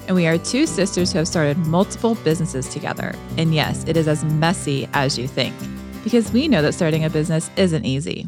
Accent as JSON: {"language": "English", "town": "Melbourne", "region": "Florida", "country": "United States", "said": "We used to vacation in the Keys 'cause we're from Melbourne, Florida"}